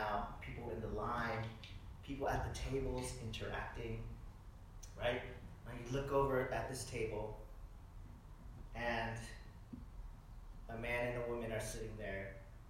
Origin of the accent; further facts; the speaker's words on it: the South, United States; I grew up in the South